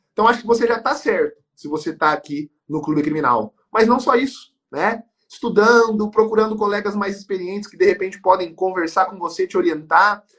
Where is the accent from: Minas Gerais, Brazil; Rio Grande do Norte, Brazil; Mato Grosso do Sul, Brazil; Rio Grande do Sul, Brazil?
Mato Grosso do Sul, Brazil; Campo Grande; somos de Campo Gr-, somos de Campo Grande, Mato Grosso do Sul